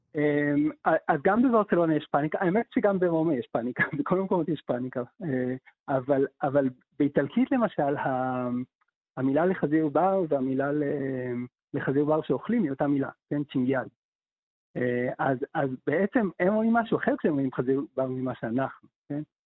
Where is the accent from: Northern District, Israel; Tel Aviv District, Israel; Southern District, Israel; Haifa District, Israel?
Haifa District, Israel; Haifa; כילד בחיפה מלפני 30 שנה